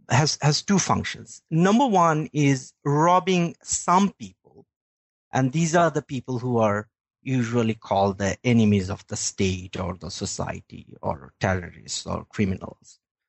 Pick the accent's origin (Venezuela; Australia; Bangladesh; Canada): Bangladesh; moved away as an adult; now in Sweden; I am originally from Bangladesh, where I worked for the Daily Star newspaper and was an editor with the Forum magazine. And I was also working for Human Rights Watch there.